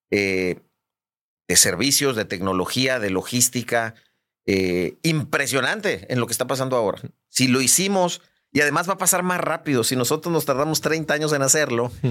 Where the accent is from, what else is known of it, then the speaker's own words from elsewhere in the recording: Guadalajara, Jalisco, Mexico; moved away as an adult; also born or lived in Hermosillo, Sonora; now in Monterrey, Mexico; Yo nací en Hermosillo, Sonora. Hermosillo, Sonora. Eh, me crié en Guadalajara